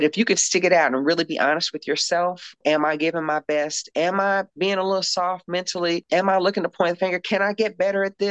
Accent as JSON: {"language": "English", "town": "Louisville", "region": "Kentucky", "country": "United States", "tie": "born or raised there", "also_born_or_lived": "Arizona / Spain / Italy / France", "moved": "as an adult", "lives_now": "Portland, United States", "said": "we're from Louisville, Kentucky"}